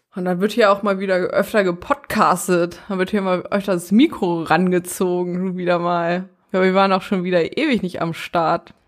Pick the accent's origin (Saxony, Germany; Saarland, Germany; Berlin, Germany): Berlin, Germany; Ich komme aus Berlin